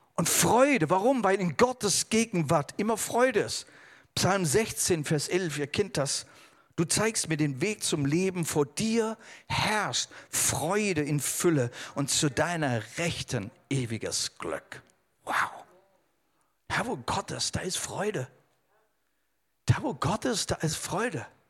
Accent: Germany; also born or lived in India; ich bin Deutscher.

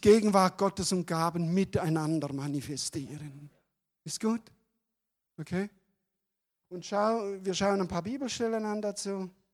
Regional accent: Switzerland; also born or lived in Calw, Germany; now in Germany; ich bin Deutsche geworden übrigens vor ein paar Jahren, als Schweizer

